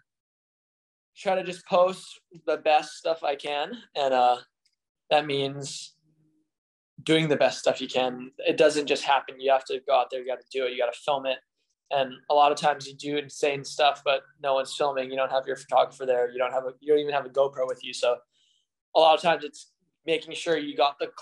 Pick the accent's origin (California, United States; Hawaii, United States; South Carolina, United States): Hawaii, United States; Honolulu; I'm from Oahu, in Hawaii. On the South Shore, Oahu is where I live.